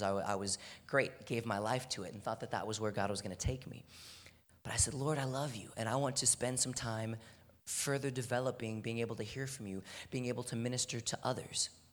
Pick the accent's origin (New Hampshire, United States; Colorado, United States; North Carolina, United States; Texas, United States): Texas, United States; Houston; I'm from Houston, Texas. It's hot all year round